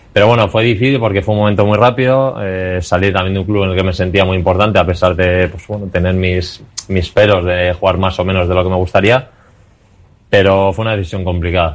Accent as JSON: {"language": "Spanish", "town": "Pamplona", "region": "Navarre", "country": "Spain", "tie": "born or raised there", "moved": "yes", "said": "siendo como soy de Pamplona, eh, siendo de zona desde pequeño"}